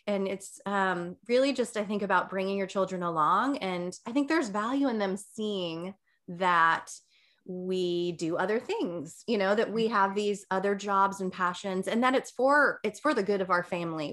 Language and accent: English; New Jersey, United States; I grew up in New Jersey